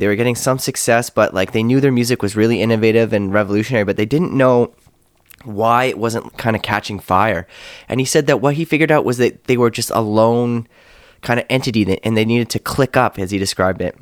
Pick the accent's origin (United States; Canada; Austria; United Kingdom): Canada